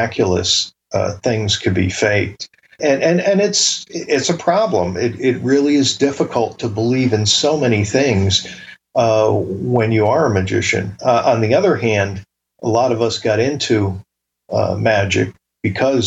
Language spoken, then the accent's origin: English; Bridgeport, Connecticut, United States; growing up in Bridgeport